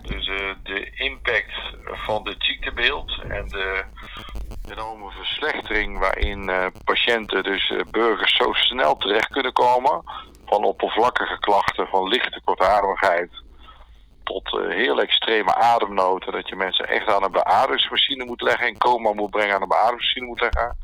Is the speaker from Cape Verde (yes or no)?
no; North Brabant, Netherlands; also born or lived in Oosterhout; Ik kom uit Brabant. Ik woon in Oosterhout bij Breda